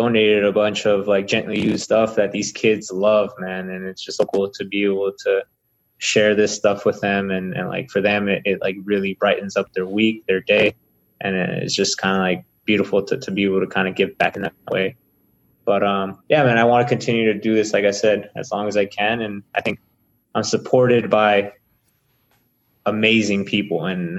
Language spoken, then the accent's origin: English; Salinas, California, United States; first language Spanish; now in New Mexico, United States; Spanish was my first language, and it just feels like a little bit of Salinas here in New Mexico.